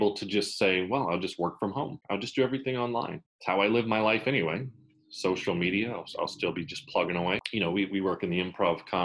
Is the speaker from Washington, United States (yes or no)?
no; Lake City, Florida, United States; my hometown of Lake City, Florida